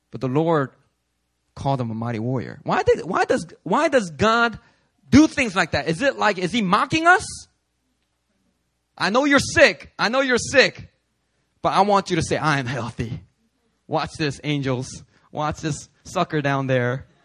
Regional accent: New York, United States; I'm a New Yorker. Check it out. I'm cynical, I'm skeptical, I'm New York, baby.

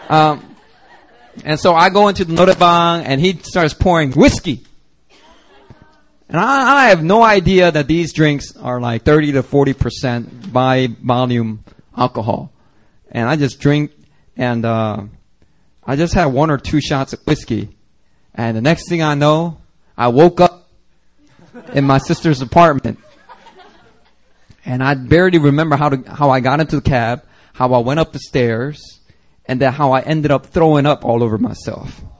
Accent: Seattle, Washington, United States; I came from Seattle.

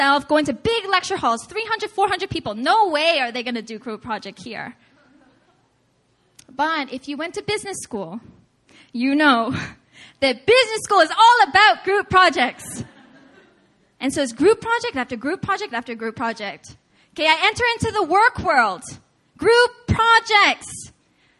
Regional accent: United States; I was born and raised in America. I speak English.

